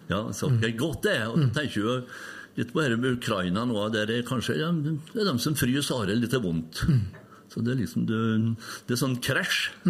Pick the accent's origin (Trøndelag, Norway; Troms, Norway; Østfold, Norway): Trøndelag, Norway; Røros; Jo, det er byen min her. Jeg er født oppveksten på Røros